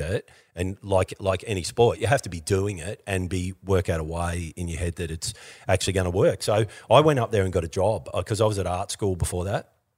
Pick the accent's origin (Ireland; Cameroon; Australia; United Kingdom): Australia; Victoria; I grew up in Victoria.